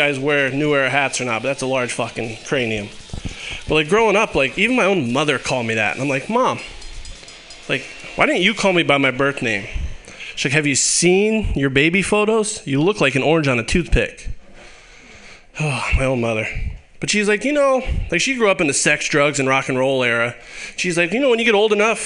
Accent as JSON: {"language": "English", "region": "Pennsylvania", "country": "United States", "moved": "yes", "said": "I'm from Pennsylvania, and I was like, oh, I'll drive back up there to visit my family"}